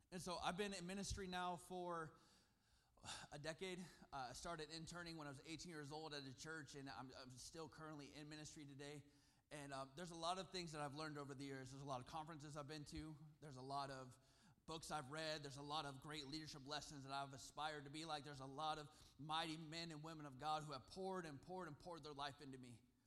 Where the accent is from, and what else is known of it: Susanville, California, United States; born or raised there; also born or lived in Sacramento, California